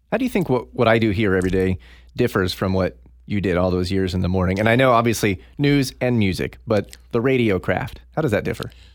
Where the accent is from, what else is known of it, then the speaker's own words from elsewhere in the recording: Tulsa, Oklahoma, United States; in my hometown at a station I grew up listening